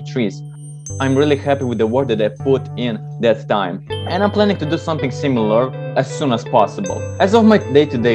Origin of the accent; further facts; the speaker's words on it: Moldova; I'm from Moldova